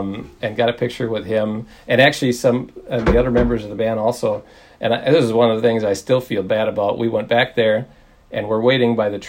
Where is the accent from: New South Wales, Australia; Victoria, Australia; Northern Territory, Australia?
Northern Territory, Australia; Darwin; we're from Darwin and this is our tie to Al.